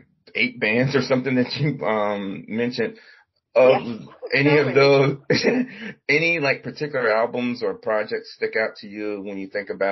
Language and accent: English; Virginia, United States; I'm Virginia.